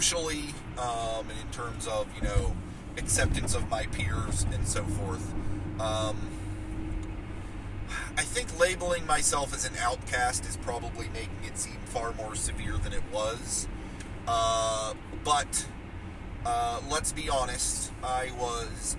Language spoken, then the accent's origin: English; Martins Ferry, Ohio, United States; My hometown of Martins Ferry, Ohio, is not exactly a sprawling metropolis